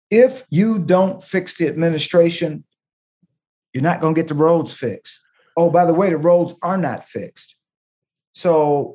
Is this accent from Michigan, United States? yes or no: yes; Detroit, Michigan, United States; First and foremost, I live in Detroit. I am from Detroit. I was a chief of police for 8 years in Detroit. I am branded in Detroit. Detroiters know me.